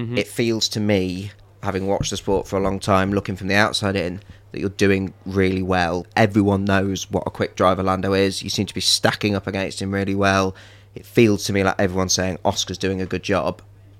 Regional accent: United Kingdom; We're all British on this podcast.

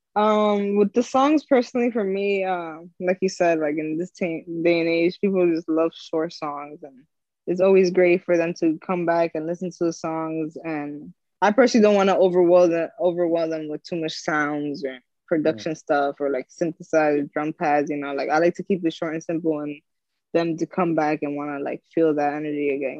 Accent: Union City, New Jersey, United States; I'm from Union City, New Jersey. Okay. Uh, I grew up grew up there. I'm still here.

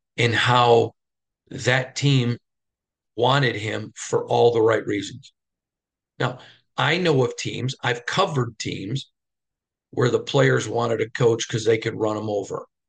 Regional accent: Midwest, United States; growing up in the Midwest

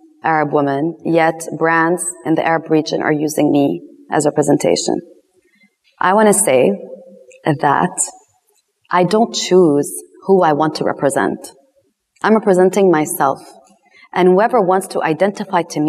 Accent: London, United Kingdom; first language English; moved away; English is my first language. I was born in London. I lived in London and I went to an American school

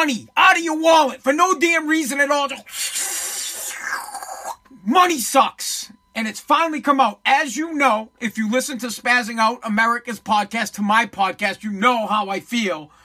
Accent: Boston, Massachusetts, United States; I am from Boston

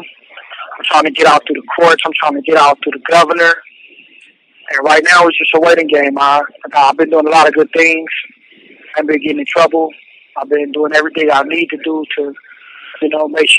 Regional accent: Los Angeles, California, United States; I was born and raised in South Los Angeles, right off 59th and Main

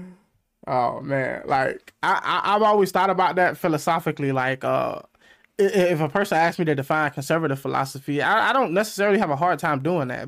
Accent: United States; being American

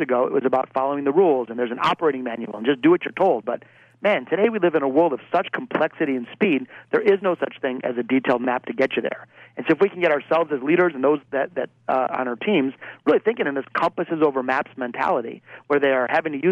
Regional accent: Detroit, Michigan, United States; my hometown of Detroit, Michigan

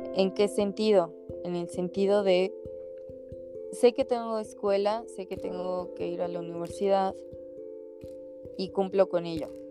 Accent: Mexico; como mexicanos o como latinos

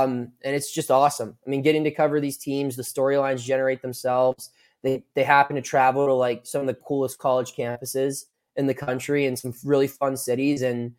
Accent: Washington County, Western Pennsylvania, United States; also born or lived in Mount Union, Ohio; I'm from Western Pennsylvania. I grew up in Washington County, went to Burgettstown High School, went to college at the University of Mountain Union, Division III powerhouse.

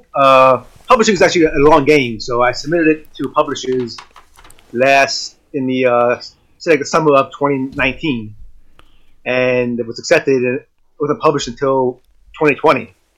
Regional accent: New York City, New York, United States; my first 30 years was spent in Brooklyn. And I grew up in Williamsburg, Brooklyn

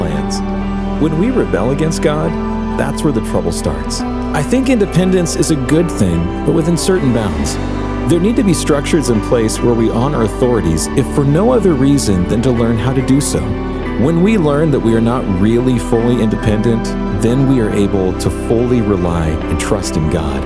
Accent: Texas, United States; I grew up in Texas, a state where independence is considered a virtue

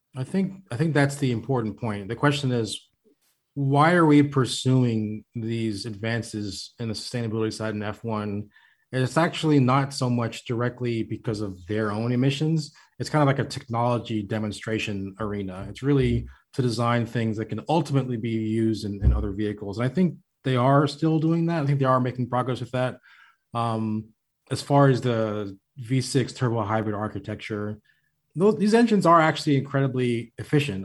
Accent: Florida, United States; moved away; I'm from Florida originally

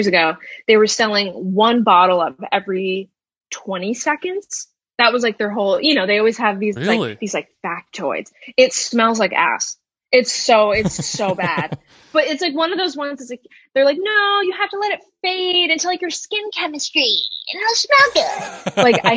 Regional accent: Albany, New York, United States; moved away as an adult; now in New York City, United States; I'm from Albany.

